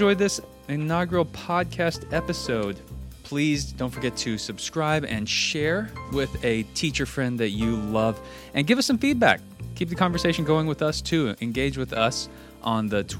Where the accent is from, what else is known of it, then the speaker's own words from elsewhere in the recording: Texas, United States; also born or lived in Oklahoma; now in Hoover, United States; I'm from Texas. I lived in Oklahoma